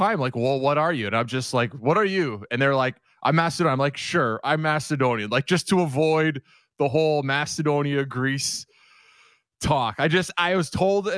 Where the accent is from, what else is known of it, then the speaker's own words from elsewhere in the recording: Canada; So I have dual citizenship, and it's Canadian. I'm Canadian Greek background